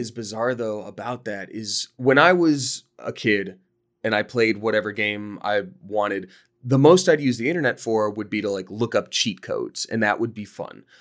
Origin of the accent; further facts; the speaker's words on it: Georgia, United States; I grew up in Georgia